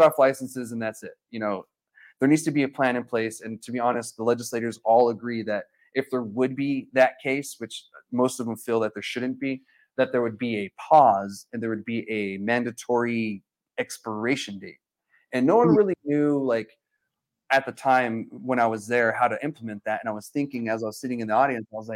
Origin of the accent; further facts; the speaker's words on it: Alamogordo, New Mexico, United States; I'm from Alamogordo